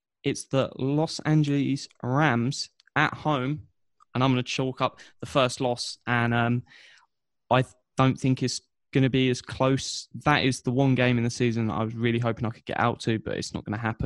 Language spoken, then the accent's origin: English; Biggleswade, East of England, United Kingdom; Bedfordshire, so an hour north of London, a little town on the A1 called Biggleswade